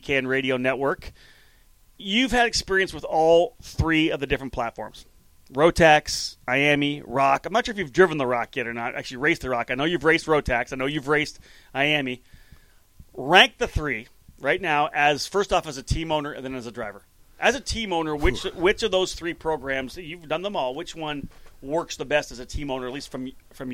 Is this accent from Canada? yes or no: yes; Canada; I'm from Canada